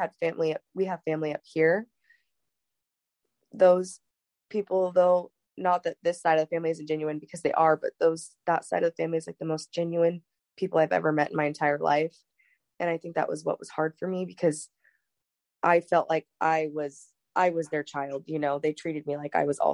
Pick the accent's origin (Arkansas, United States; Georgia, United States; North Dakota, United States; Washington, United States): Washington, United States; also born or lived in San Bernardino, California; we moved up here to Washington.